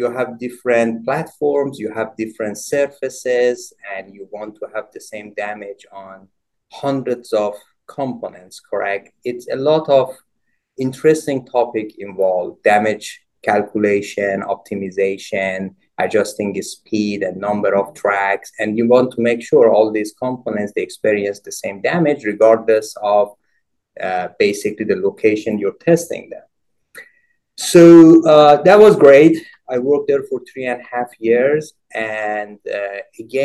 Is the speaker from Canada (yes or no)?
no; Iran; moved away as an adult; I obtained both my bachelor and master's degrees in Iran, both in mechanical engineering